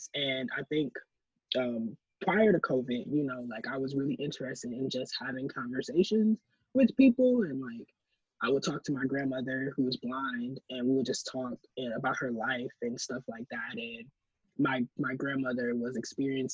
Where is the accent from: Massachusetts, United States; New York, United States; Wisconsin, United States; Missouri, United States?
Wisconsin, United States; Milwaukee; how I grew up in Milwaukee